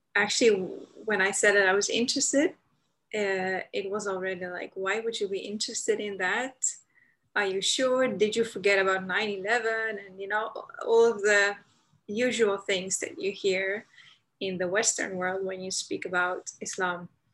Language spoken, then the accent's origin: English; Amsterdam, North Holland, Netherlands; I'm Dutch, born and raised in the Netherlands, in Amsterdam